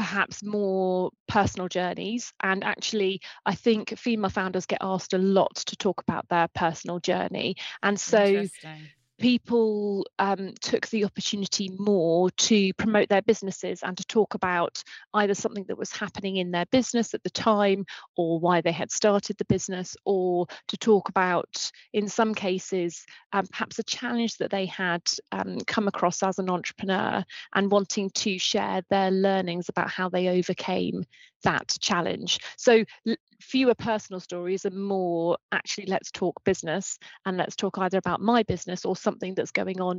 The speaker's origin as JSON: {"language": "English", "country": "United Kingdom", "said": "I'm very British. I'm very British."}